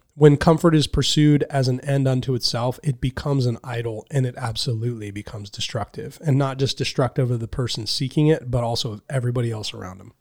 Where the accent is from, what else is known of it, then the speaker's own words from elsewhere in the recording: Anderson, United States; moved away as an adult; also born or lived in Reading; now in Buffalo, United States; I grew up in Anderson.